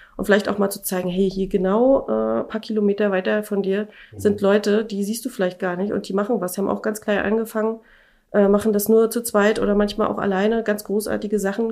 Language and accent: German; Schwerin, Mecklenburg-Vorpommern, Germany; moved away as an adult; ich komme ja aus Schwerin